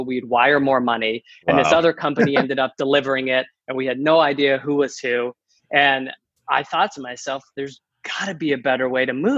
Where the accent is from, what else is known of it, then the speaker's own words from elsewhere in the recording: Massachusetts, United States; moved away as an adult; also born or lived in the South; now in San Diego, United States; I'm originally from Massachusetts, born and raised in the cold, and have been trying to get out my entire life